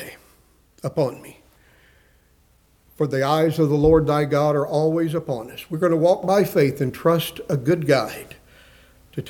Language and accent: English; West Texas, United States; I grew up in West Texas